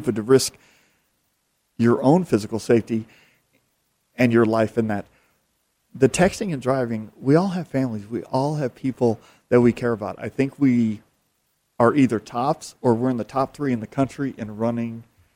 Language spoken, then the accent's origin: English; Phoenix, Arizona, United States; I've grown up here, born and raised in Phoenix